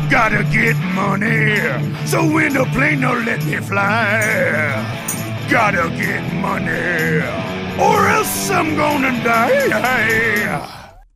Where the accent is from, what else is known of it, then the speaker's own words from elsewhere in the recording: Empire, United States; Man, I'm telling you, it reminds me of growing up in Empire.